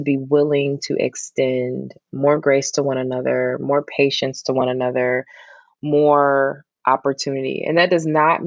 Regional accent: Detroit, Michigan, United States; Detroit, Michigan

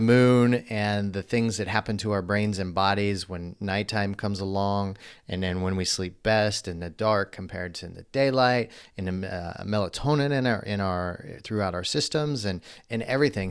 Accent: Midwest, United States; I grew up in the Midwest

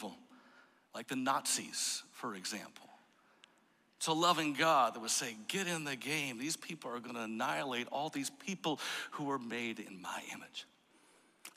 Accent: Jenison, Michigan, United States; now in Cincinnati, United States; I grew up in Jenison, Michigan

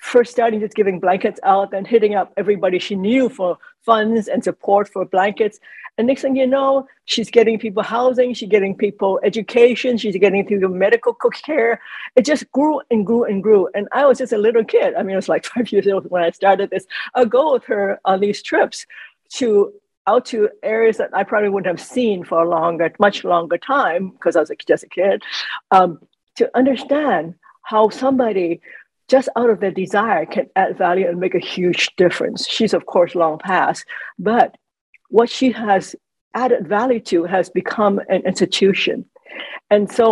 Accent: Hong Kong; now in United States; I was born in Hong Kong, and we were living in Hong Kong.

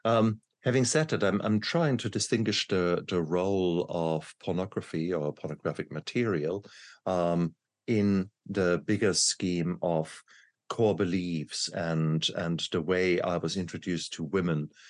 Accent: Nigeria; moved away; also born or lived in Malaysia; This was growing up in Nigeria as right. a child.

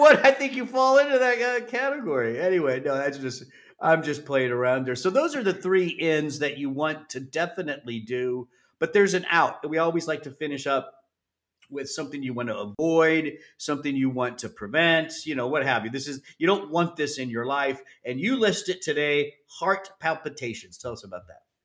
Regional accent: Southern California, United States; growing up in Southern California

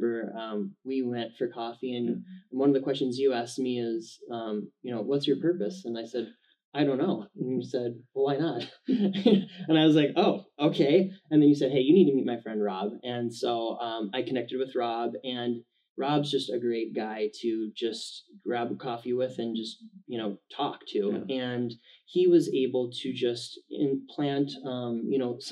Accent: Minnesota, United States; moved away as an adult; now in Arizona, United States; We're from Minnesota originally.

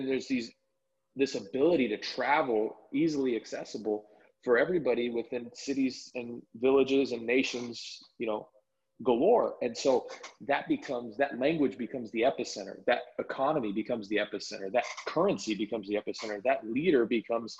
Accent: United States; moved away

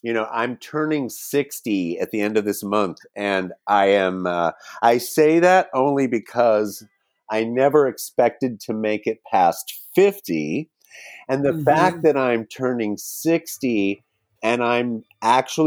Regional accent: California, United States; also born or lived in Wyoming; now in Los Angeles, United States; we came out to California

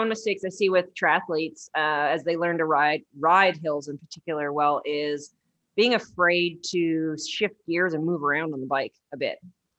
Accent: Canada; Ooh, but I'm from Canada.

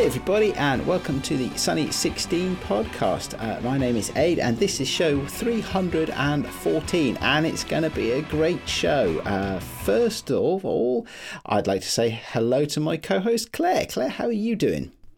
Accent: United Kingdom; I live near London, but I live in the, uh, the town I grew up

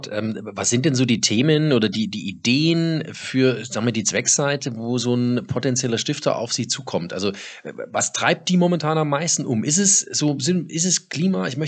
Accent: Dortmund, North Rhine-Westphalia, Germany; born there; Und als gebürtige Dortmunderin darf ich Ihnen zurufen, ich selber habe bis vor kurzem in Dortmund gewohnt.

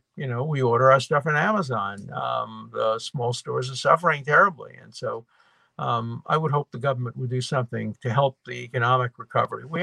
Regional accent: New York City, New York, United States; born or raised there

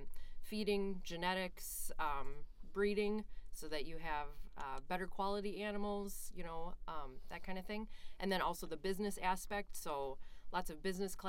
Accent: northeast of Cleveland, Ohio, United States; moved away as an adult; also born or lived in Bozeman, Montana; now in Minnesota, United States; I grew up in Ohio, northeast of Cleveland, mm-hmm. and I grew up on a dairy farm. It's a century farm out in Ohio, so my family's been in the farming business pretty much forever.

